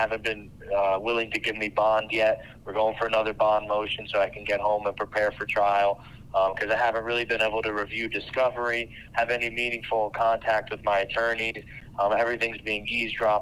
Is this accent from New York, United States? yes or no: yes; New York, United States; who I am as an entrepreneur, as a New Yorker, as a man of God